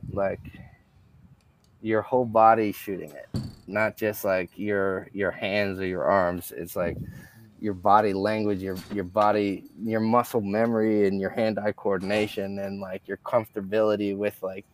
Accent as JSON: {"language": "English", "region": "California", "country": "United States", "moved": "yes", "lives_now": "Oregon, United States", "said": "I'm in Oregon. I'm from California"}